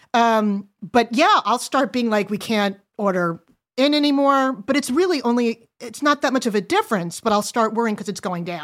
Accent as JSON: {"language": "English", "area": "Long Island", "region": "New York", "country": "United States", "tie": "born or raised there", "also_born_or_lived": "New Jersey", "said": "when we moved from New Jersey to Long Island, it was pretty affluent"}